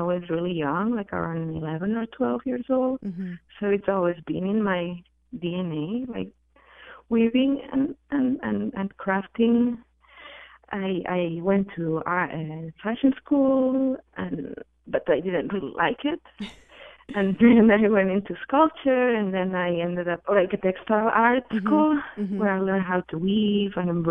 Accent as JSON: {"language": "English", "town": "Barcelona", "region": "Catalonia", "country": "Spain", "said": "I'm from Spain. I'm from Barcelona"}